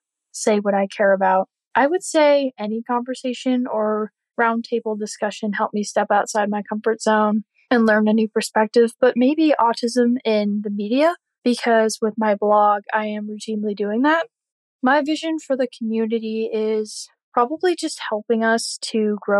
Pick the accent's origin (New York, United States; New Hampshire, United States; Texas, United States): New Hampshire, United States; I am from New Hampshire.